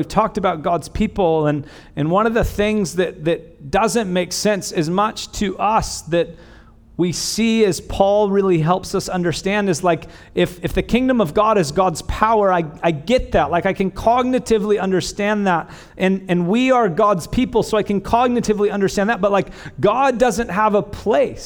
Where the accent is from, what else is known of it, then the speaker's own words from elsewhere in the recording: Bakersfield, California, United States; I'm not from the South, I'm from Bakersfield